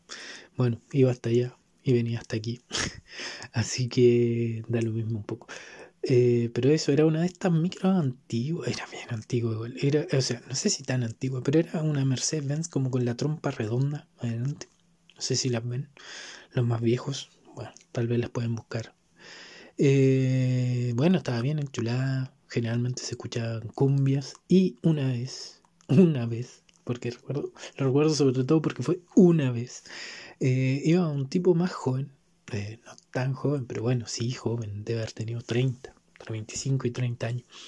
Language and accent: Spanish; Santiago, Santiago Metropolitan Region, Chile; soy capitalino, criado y malcriado en este fragmento de territorio